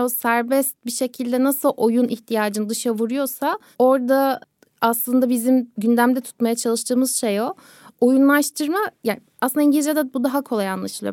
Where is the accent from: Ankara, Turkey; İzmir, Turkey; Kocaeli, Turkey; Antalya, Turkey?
Kocaeli, Turkey; Görece dezavantajlı bölgelerde çocukluğum geçti. Tam böyle büyük şehir derken Kocaeli'ndeydik.